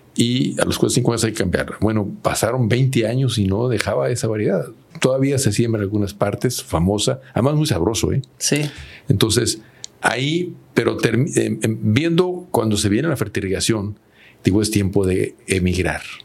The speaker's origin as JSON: {"language": "Spanish", "town": "Agualeguas", "region": "Nuevo León", "country": "Mexico", "tie": "born or raised there", "said": "de mi pueblo, en Agualegua, Nuevo León"}